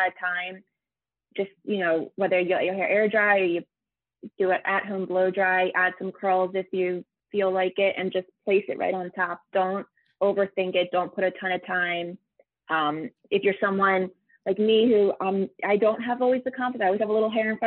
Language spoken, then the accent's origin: English; Philadelphia, Pennsylvania, United States; I'm from Philadelphia